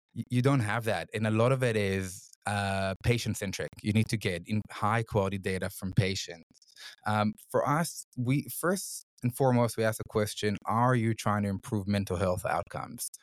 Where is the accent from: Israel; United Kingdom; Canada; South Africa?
Israel; moved away as an adult; now in Sydney, Australia; I'm originally from Israel. I grew up in Israel